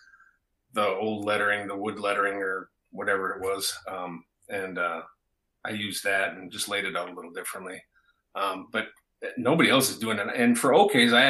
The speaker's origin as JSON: {"language": "English", "town": "Wisconsin Rapids", "region": "Wisconsin", "country": "United States", "said": "I'm from Wisconsin Rapids"}